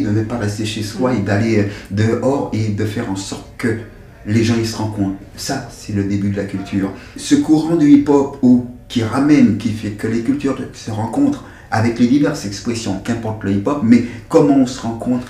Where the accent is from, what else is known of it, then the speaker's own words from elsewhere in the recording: Martinique; also born or lived in Dugny, France; now in France; Je viens de la Martinique. Je pars de la Martinique en 1974 et j'arrive dans les périodes du mois de juin en France, dans une commune qui s'appelle Duny